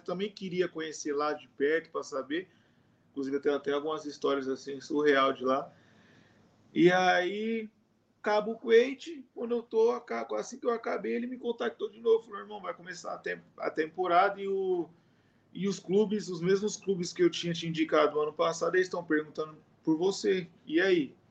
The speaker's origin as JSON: {"language": "Portuguese", "country": "Brazil", "moved": "as an adult", "lives_now": "Indonesia", "said": "a gente é brasileiro"}